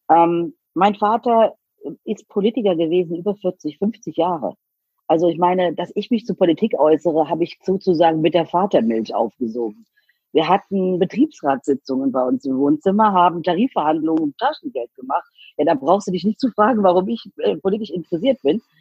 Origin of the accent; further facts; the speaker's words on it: Rhineland-Palatinate, Germany; ich komme eben nicht aus Berlin oder Hamburg oder München, sondern ich komme aus Rheinland-Pfalz halb aus dem Westerwald, halb aus der Eifel